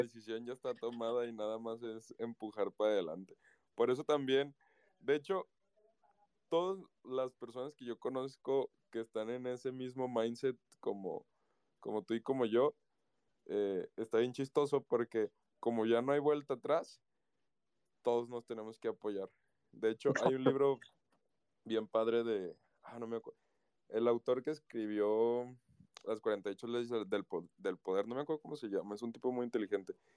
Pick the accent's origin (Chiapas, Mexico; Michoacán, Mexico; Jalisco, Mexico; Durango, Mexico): Jalisco, Mexico; Guadalajara; en mi país, acá en México, en mi ciudad, Guadalajara